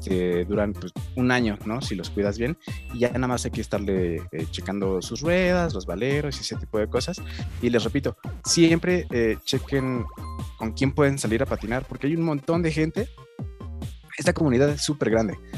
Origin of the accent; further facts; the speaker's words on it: Tlalnepantla, State of Mexico, Mexico; por acá, por mi pueblo, o sea, en el Estado de México y en la Ciudad de México